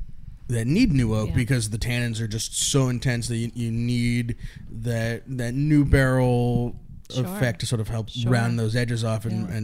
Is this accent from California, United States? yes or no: yes; Sonoma, California, United States; I grew up a hippie in Sonoma.